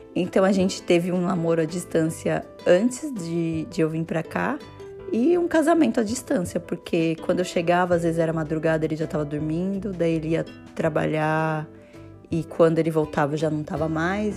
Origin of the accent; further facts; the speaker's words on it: Brazil; moved away as an adult; now in Vienna, Austria; eu sou brasileira e moro em Viena há quase sete anos